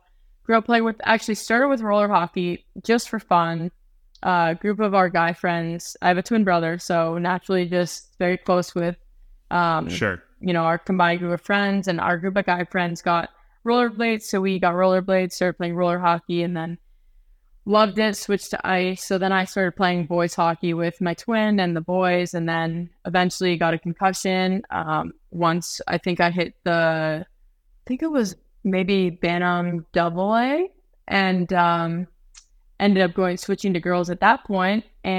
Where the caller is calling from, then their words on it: Sollefteå, Västernorrland County, Sweden; I'm recording live from Sweden right now, but a little north of Stockholm, actually quite a bit north of Stockholm in Sollefteå.